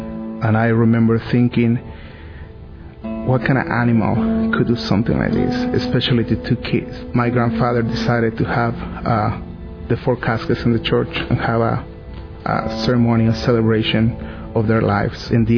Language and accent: English; Mexico City, Mexico; English is a second language; As you can hear, I have an accent. I'm from Mexico City.